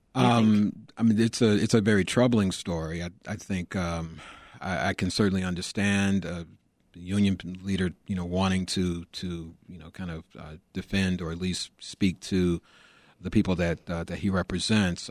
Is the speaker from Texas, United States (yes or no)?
no; Chicago, Illinois, United States; growing up in Chicago